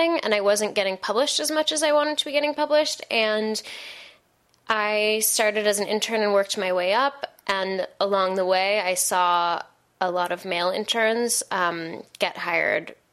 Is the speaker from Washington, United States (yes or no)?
yes; Seattle, Washington, United States; moved away as an adult; now in New York, United States; I grew up in Seattle, which is like this heaven of a place where everyone is equal